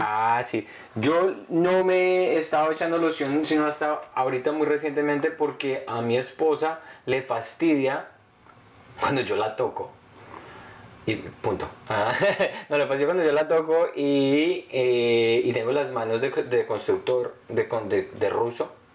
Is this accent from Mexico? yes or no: no; Colombia; moved away; ser niño antes, sobre todo en Colombia